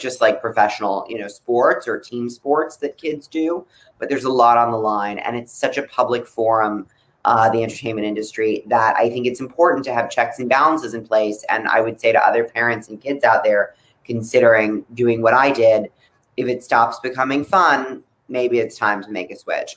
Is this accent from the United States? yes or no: yes; Palm Beach, South Florida, United States; I was growing up in South Florida